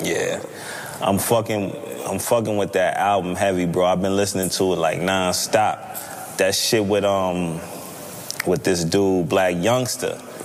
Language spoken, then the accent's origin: English; New York, United States; I'm from New York